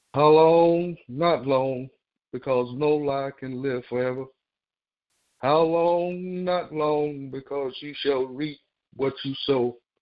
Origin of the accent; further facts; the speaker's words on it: the South, United States; growing up in the South